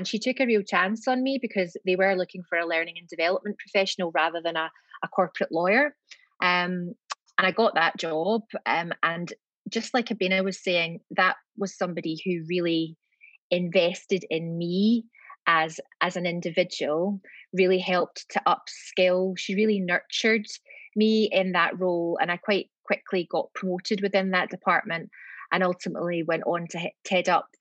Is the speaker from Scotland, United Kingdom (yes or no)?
yes; Glasgow, Scotland, United Kingdom; accent: Scottish; moved away; it's a Scottish accent. So I'm from Glasgow, and I'm back in Glasgow now.